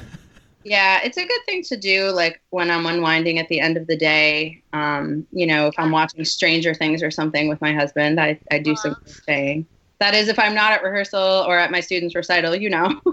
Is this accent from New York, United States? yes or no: yes; Westchester, New York, United States; I grew up in Westchester, New York